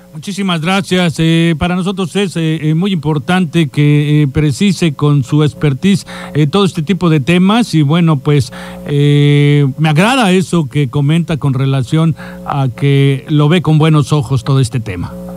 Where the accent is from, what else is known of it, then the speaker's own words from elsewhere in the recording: Mexico; nuestro país